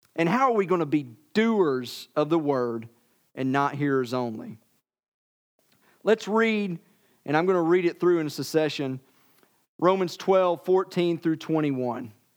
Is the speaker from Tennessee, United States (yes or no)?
yes; Tennessee, United States; I'm from Tennessee.